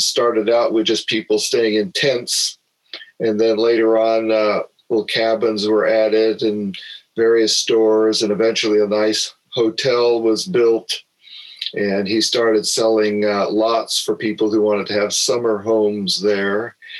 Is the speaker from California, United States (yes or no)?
yes; Live Oak, California, United States; also born or lived in Santa Cruz, California; I grew up in the area. I was born in Santa Cruz and grew up in Live Oak. Actually, my family settled in the Live Oak area about 100 years ago. So I do have some roots that go back a ways in Santa Cruz County history